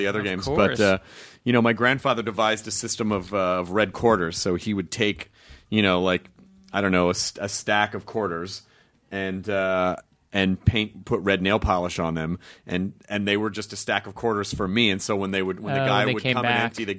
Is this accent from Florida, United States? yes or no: yes; Miami, Florida, United States; You know, Miami, I have a lot of memories, but they're sort of like snapshots. I mean, growing up in Miami, I mean, for the brief period of time that I was there